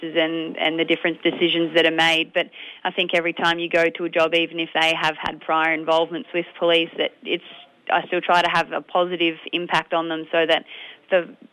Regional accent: Strathmerton, Victoria, Australia; I grew up actually in Strathmerton

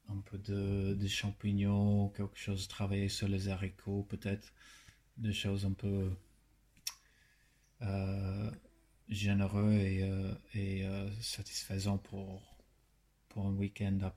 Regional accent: Darwin, Northern Territory, Australia; born or raised there; French is a second language; moved away as an adult; also born or lived in Melbourne; now in Paris, France

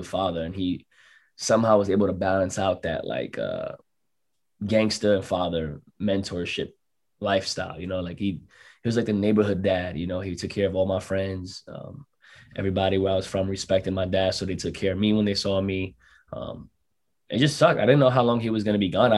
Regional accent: New York, United States; I was from New York

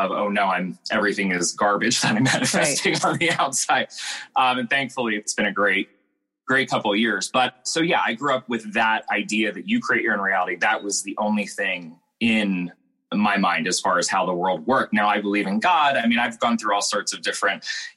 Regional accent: East Coast, United States; I grew up on the East Coast

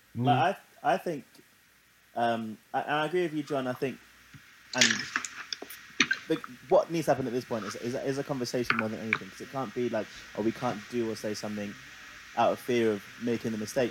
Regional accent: London, United Kingdom; growing up in London

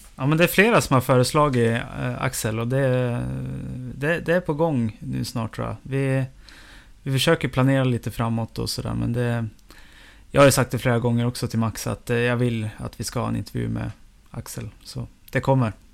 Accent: Evertsberg, Dalarna County, Sweden; moved away; festvecka hemma i Eversberg

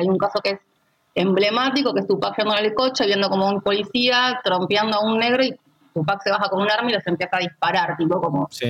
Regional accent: Argentina; sobre todo como argentinos

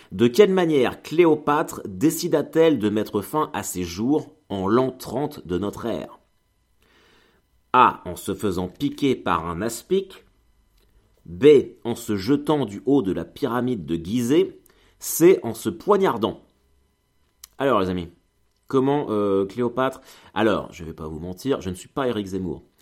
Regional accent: Normandy, France; Ah, moi, je suis un viking. Je veux dire, euh, je suis de Normandie.

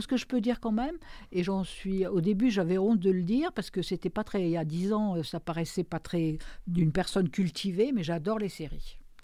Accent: Périgord, Nouvelle-Aquitaine, France; moved away; mon pays natal, qui est le Périgord

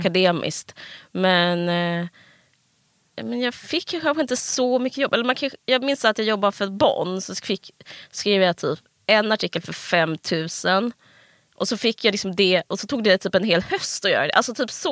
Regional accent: Simrishamn, Skåne, Sweden; moved away; also born or lived in Stockholm / Malmö; jag är från eh, Stockholm och sen så eh, Simrishamn, en mm. liten stad på, i Skåne. Hela alltså, skol, formativa åren gick jag där.

